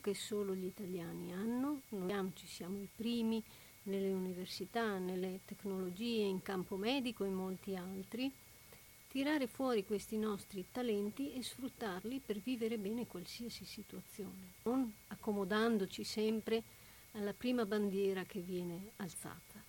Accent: Italy

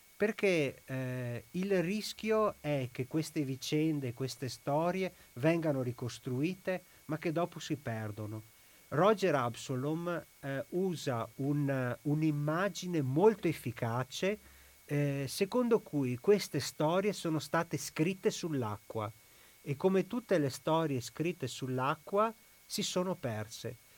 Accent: Ponte San Nicolò, Veneto, Italy; io sono di Ponte San Nicolò

